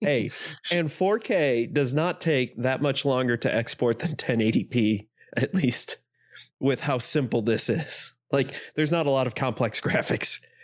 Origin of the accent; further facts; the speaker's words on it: Northeast Indiana, United States; I am from Northeast Indiana